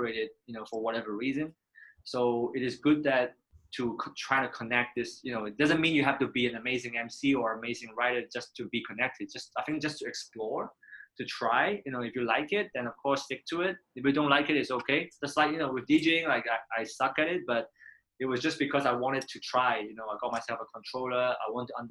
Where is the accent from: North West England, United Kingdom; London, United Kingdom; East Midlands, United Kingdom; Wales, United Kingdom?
North West England, United Kingdom; Manchester; moved away as an adult; also born or lived in Korea; now in Hong Kong; I grew up in Manchester